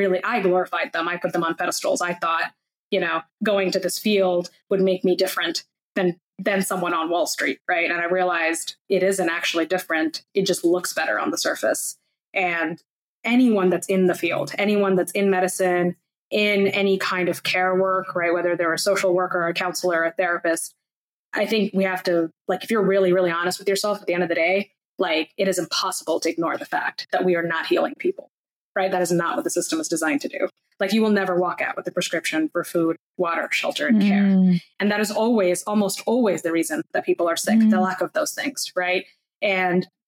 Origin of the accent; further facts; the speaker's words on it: India; I was born in India